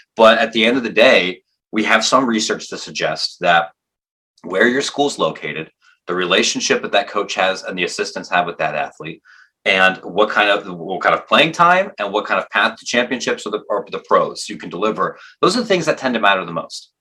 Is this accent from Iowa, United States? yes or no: no; Granville, Ohio, United States; my hometown Denison University in Granville, Ohio, where I grew up